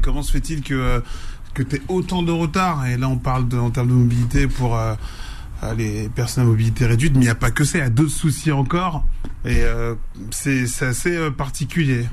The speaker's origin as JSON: {"language": "French", "town": "Bratislava", "region": "Bratislava Region", "country": "Slovakia", "moved": "yes", "said": "je viens de Bratislava, de la région de l'est qui en général fait moins rêver."}